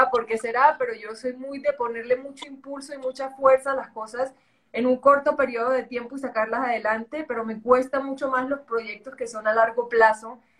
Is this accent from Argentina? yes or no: no; Caribbean coast, Colombia; accent: costeño; also born or lived in Spain; Súper costeño, tú no, tú no lo debes notar, pero mi acento es el equivalente, no sé, a mí, a mí yo viví muchos años en España y me decían que si era de Islas Canarias